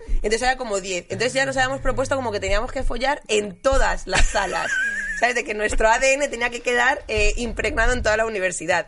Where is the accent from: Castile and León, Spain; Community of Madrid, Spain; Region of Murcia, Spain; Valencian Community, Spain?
Community of Madrid, Spain; Madrid; yo soy de Aluche y estábamos en unas fiestas de Aluche